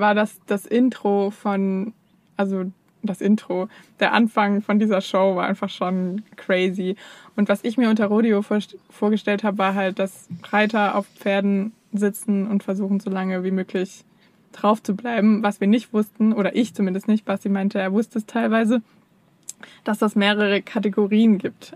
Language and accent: German; Germany; als Deutscher